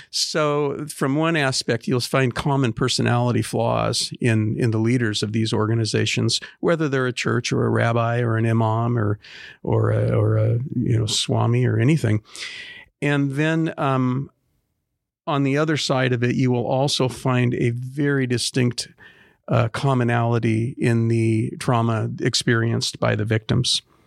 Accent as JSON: {"language": "English", "town": "Portland", "region": "Oregon", "country": "United States", "tie": "born or raised there", "said": "I was born and raised in Portland, and, uh, other than a little bit of time in the military, I've always lived, uh, in Southeast Portland."}